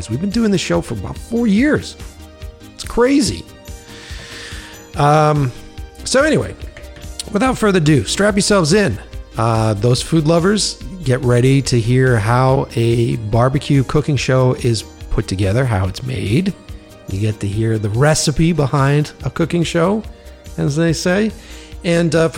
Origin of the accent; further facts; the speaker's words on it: Boston, Massachusetts, United States; moved away; originally I'm from Boston